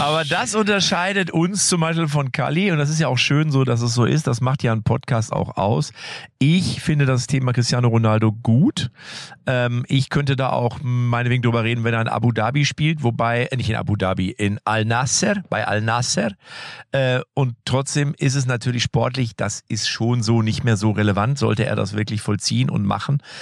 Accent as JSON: {"language": "German", "country": "Germany", "said": "bei uns in Deutschland"}